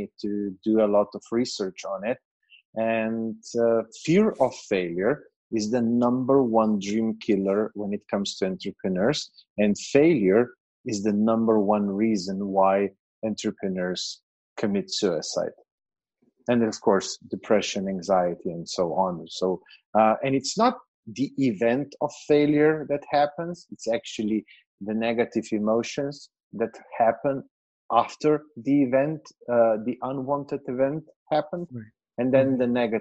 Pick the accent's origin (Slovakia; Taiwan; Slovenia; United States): Slovenia; moved away as an adult; now in Serbia; I'm from Slovenia, which is a very, very small country in Eastern Europe, just 2 million people.